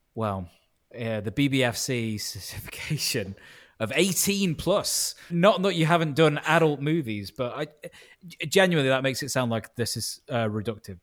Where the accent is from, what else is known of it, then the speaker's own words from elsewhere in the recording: Stoke-on-Trent, West Midlands, United Kingdom; moved away as an adult; also born or lived in Leeds; I was born in Stoke on Trent. My parents are Italian and Greek, but I was born in Stoke on Trent